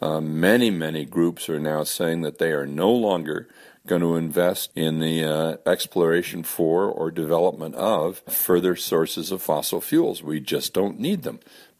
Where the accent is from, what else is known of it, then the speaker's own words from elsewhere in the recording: Colorado, United States; in my home state of Colorado, they're just trying to let a huge coal lease again